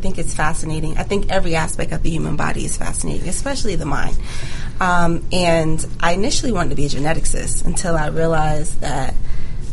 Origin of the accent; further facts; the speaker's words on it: Jacksonville, Florida, United States; moved away; also born or lived in Jamaica / Gwinnett County, Georgia; I'm actually from Jacksonville, Florida. So I grew up partly in Jamaica, but majority of my time was spent in Jacksonville